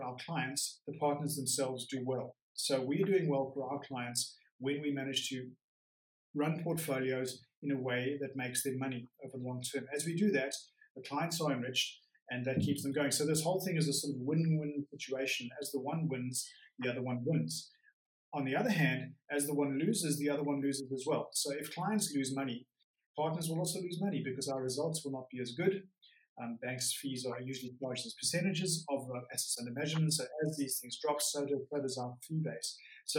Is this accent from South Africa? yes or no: yes; South Africa; moved away as an adult; now in Geneva, Switzerland; I am from South Africa. I did university and school there